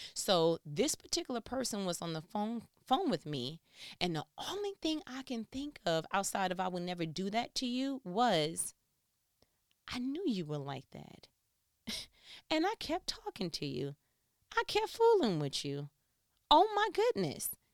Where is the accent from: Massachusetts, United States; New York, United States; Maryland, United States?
New York, United States; I am from New York